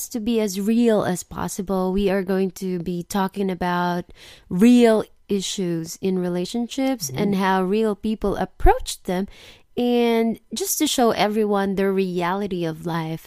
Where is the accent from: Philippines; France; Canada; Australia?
Philippines; Biñan, Calabarzon; now in Osaka, Japan; I came from the Philippines, from a small suburb called Binyan